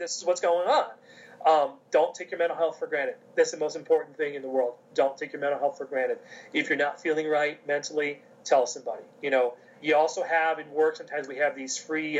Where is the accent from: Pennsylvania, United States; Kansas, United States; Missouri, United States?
Pennsylvania, United States; King of Prussia; I'm from King of Prussia